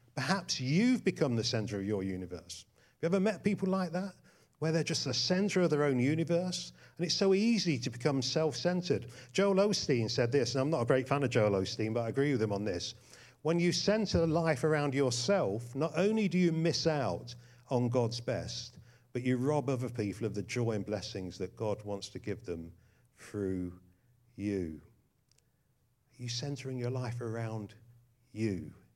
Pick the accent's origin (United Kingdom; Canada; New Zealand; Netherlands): United Kingdom; England; we're not Americans. Uh, we're English.